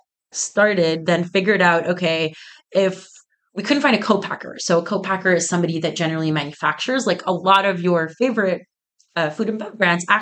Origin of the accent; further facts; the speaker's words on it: Egypt; also born or lived in Toronto, Canada / Oakville, Canada; now in North Carolina, United States; I was born and raised in Egypt and then moved to Toronto in 2011 and went to school there